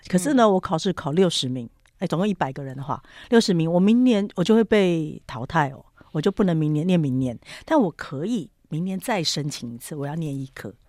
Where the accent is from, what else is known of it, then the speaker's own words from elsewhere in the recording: Taiwan; 看到我们是台湾来的